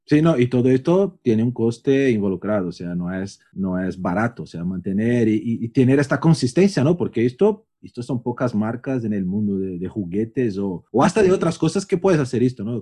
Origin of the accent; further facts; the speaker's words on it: São Paulo, Brazil; moved away; also born or lived in Barcelona / Madrid; yo que por ejemplo vengo de São Paulo, que es un caos, después Barcelona, Madrid